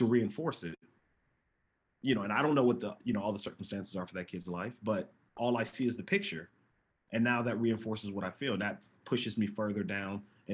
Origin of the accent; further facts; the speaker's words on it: Oakland, California, United States; also born or lived in Hawaii / Japan; growing up in East Oakland